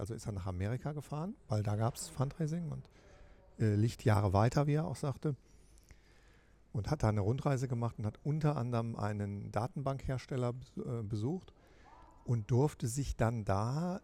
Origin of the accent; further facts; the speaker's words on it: Rhineland, Germany; ich bin ja Rheinländer